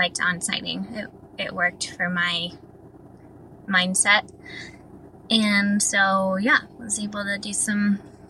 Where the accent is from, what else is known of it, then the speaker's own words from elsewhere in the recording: Colorado, United States; born there; We were going to Colorado because I was born in Colorado, so we were going back for like a vacation or whatever